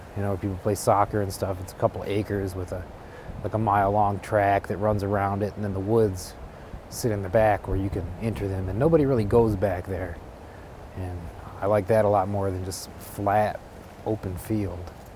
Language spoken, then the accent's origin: English; Taylor, Michigan, United States; in my hometown, which is a suburban city called Taylor.